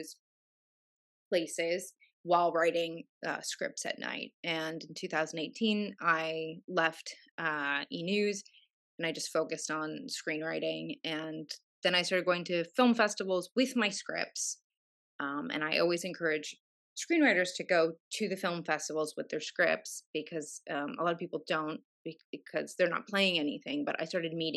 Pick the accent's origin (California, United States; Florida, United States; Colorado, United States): California, United States; Los Angeles; I'm from Los Angeles, and I was raised around entertainment